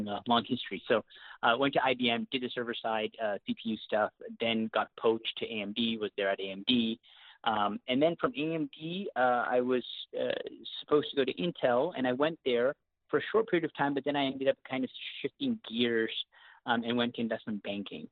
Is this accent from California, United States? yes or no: no; Seattle, Washington, United States; accent: hybrid Canadian-American; also born or lived in Canada; born and raised in Canada, but I grew up in Seattle